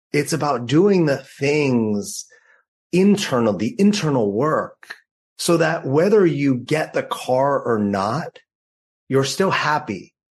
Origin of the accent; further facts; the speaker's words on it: Los Angeles, California, United States; also born or lived in New York City; now in San Diego, United States; I grew up in Los Angeles.